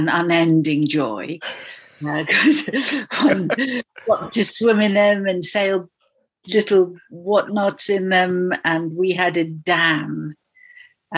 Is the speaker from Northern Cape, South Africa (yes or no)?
yes; Kalahari Desert, Northern Cape, South Africa; I was born in the Kalahari Desert, which was a magical place